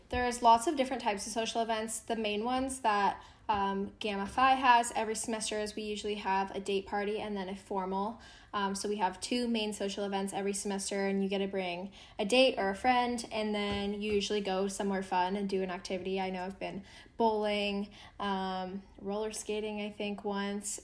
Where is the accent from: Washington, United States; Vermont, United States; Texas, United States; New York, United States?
Washington, United States; Seattle; moved away as an adult; I am originally from Seattle, Washington